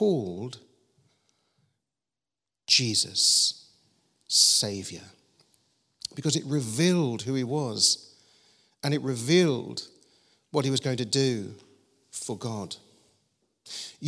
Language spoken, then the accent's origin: English; London, United Kingdom; we grew up in South London